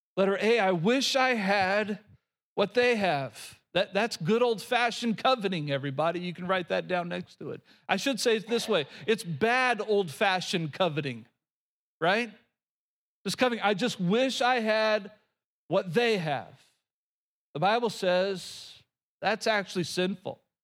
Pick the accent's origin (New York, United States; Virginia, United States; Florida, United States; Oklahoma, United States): Oklahoma, United States; moved away; Growing up in Oklahoma, we had these little bitty houses that we always called shotgun houses.